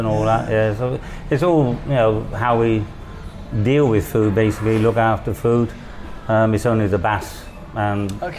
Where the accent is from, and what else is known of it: Wales, United Kingdom